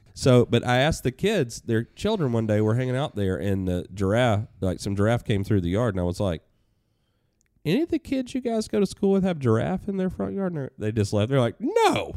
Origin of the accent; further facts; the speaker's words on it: Atlanta, Georgia, United States; moved away as an adult; now in New Hampshire, United States; when I moved from Atlanta to New Hampshire, I, I could breathe a little deeper 'cause there's no traffic, there's not much crime here, there's a lot of things that I'd, you know, been used to growing up there